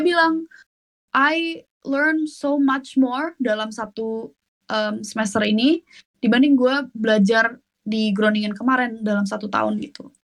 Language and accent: Indonesian; Indonesia; now in Netherlands; gue orang Indo